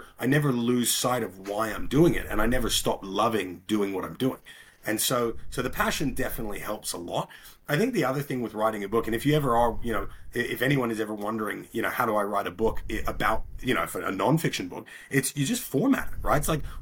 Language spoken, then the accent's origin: English; Bermuda; moved away; also born or lived in Australia; I grew up in Bermuda, which is a little island just above the Caribbean